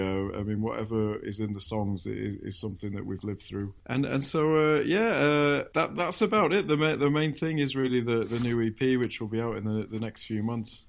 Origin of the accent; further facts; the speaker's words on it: Manchester, North West England, United Kingdom; I grew up in Manchester